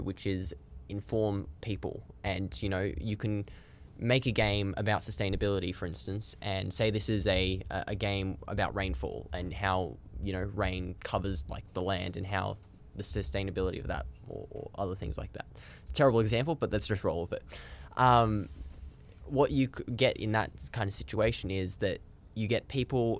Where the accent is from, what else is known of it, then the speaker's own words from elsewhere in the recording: Blue Mountains, New South Wales, Australia; also born or lived in Sydney; now in Melbourne, Australia; I was originally from the Blue Mountains over in New South Wales. I lived in Sydney for a little bit